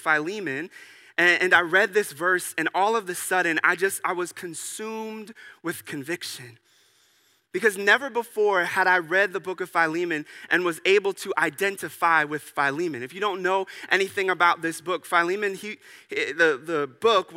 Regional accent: United States; as an American

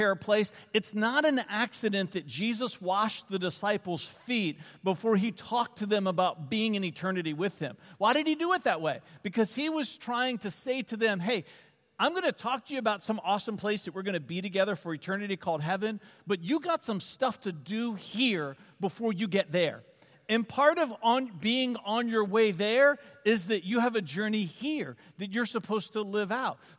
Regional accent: Varina, Virginia, United States; I grew up in this little farm community called Verina, just east of Richmond

